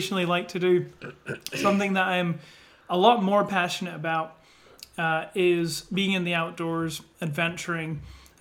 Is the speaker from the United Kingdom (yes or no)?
yes; Scotland, United Kingdom; moved away as an adult; now in United States; I am originally from Scotland, and I've been over in the US for, I think, about 4 years now